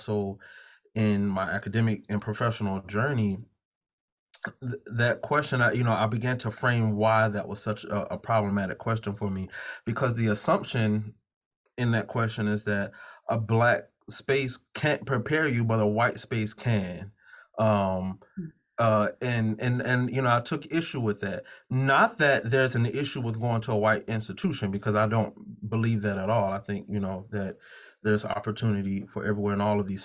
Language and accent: English; the South, United States; accent: Southern twang, Gullah Geechee influences; also born or lived in Savannah; I could speak with the Southern twang in my accent, the Gullah Geechee influences from that space